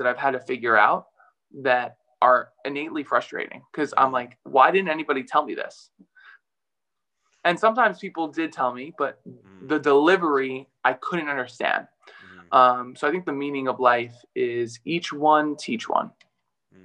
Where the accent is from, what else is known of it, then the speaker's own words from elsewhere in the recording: New York City, New York, United States; accent: New York; moved away as an adult; also born or lived in Milan, Italy; I grew up in Brooklyn, New York